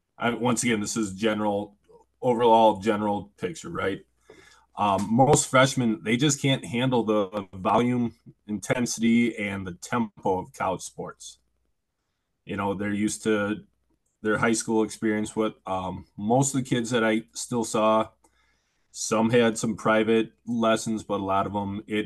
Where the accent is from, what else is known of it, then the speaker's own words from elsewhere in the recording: Oshkosh, Wisconsin, United States; also born or lived in River Falls, Wisconsin; I grew up in the Fox River Valley, in the heart of Oshkosh